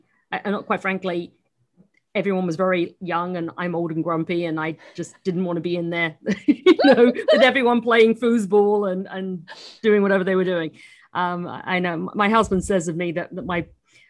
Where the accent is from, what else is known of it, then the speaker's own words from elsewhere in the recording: United Kingdom; moved away as an adult; now in New York, United States; I'm still a British citizen as well